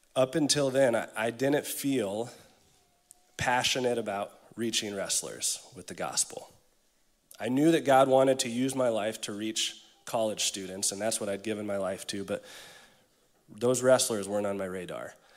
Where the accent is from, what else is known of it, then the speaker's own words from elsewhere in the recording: Iowa, United States; moved away; I'm from Iowa